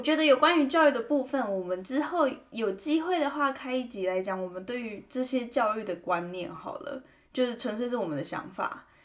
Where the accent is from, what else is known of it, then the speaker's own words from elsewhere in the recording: Taiwan; now in Calgary, Canada; 我们在台湾长大受教育